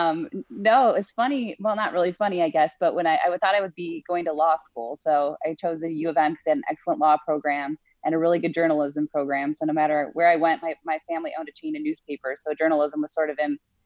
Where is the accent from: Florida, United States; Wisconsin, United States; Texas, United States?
Wisconsin, United States; moved away as an adult; also born or lived in Minnesota / Chicago area / Pennsylvania; I grew up in Wisconsin, so I'm a Midwest girl